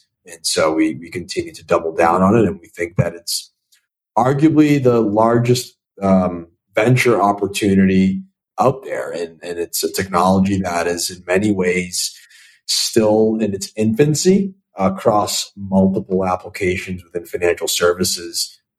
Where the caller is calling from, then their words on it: Boston, Massachusetts, United States; I'm calling in from Boston, Massachusetts.